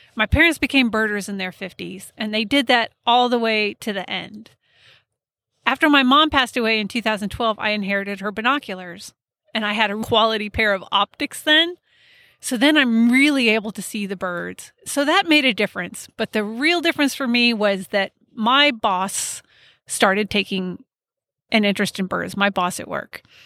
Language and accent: English; Colorado, United States; I grew up in Colorado